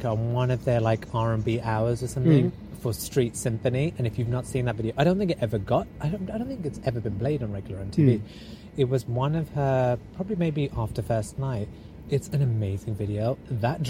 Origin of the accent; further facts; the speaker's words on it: Wolverhampton, West Midlands, United Kingdom; I grew up in Heath Town